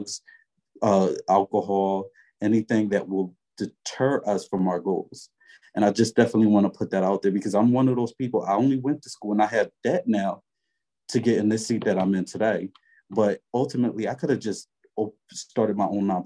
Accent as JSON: {"language": "English", "town": "Philadelphia", "region": "Pennsylvania", "country": "United States", "said": "I'm straight up from North Philly, West Philly, the Bottoms, Badlands"}